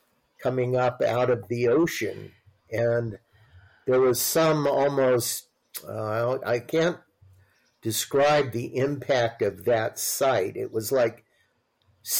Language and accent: English; Long Beach, California, United States; also born or lived in Santa Barbara; I grew up in Long Beach